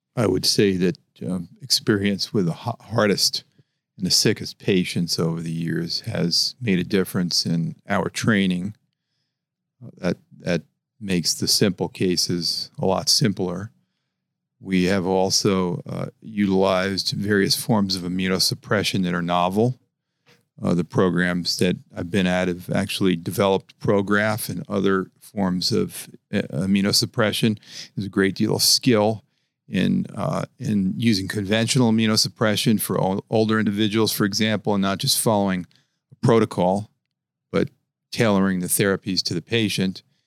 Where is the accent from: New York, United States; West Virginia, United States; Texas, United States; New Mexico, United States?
New York, United States; New York City; moved away as an adult; I was born in New York, in Brooklyn, and um, you know I, I, left 30 years ago to learn transplant.